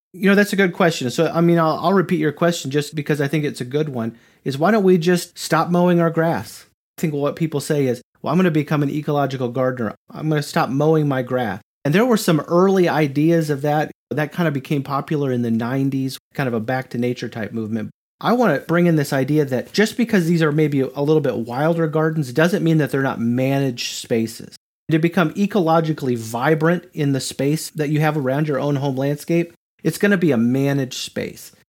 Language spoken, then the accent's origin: English; Grand Island, Nebraska, United States; moved away as an adult; now in Knoxville, United States; I'm from Nebraska, and so I'm kind of from the prairie zone, the area that they call the Great Plains, which was one hundred percent tall grass prairie where I grew up